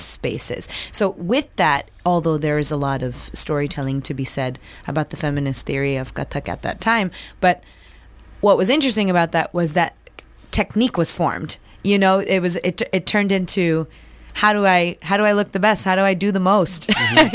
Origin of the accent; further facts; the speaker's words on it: New Jersey, United States; I grew up in New Jersey.